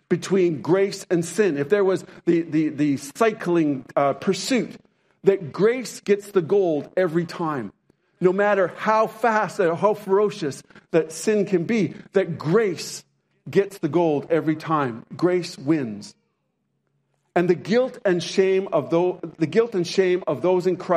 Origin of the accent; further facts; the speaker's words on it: Canada; also born or lived in Montana; I'm Canadian, but we lived for a few years in Montana